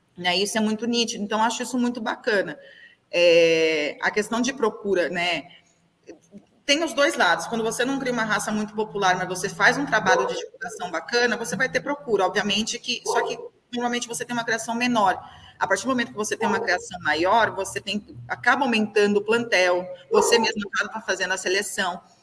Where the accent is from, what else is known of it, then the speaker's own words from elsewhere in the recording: Avaré, São Paulo, Brazil; eu sou de cidade pequena, eu sou de Avaré